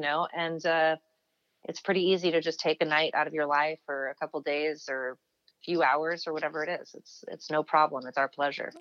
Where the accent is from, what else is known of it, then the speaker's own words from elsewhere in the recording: United States; I'm English, but I was born in America to British parents uh, who both live back in England now.